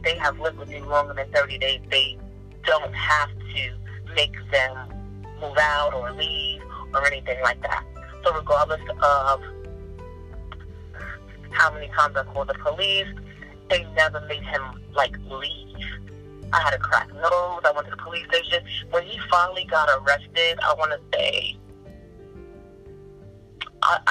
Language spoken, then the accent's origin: English; New York City, New York, United States; moved away as an adult; now in Arizona, United States; I literally had to leave my hometown, New York City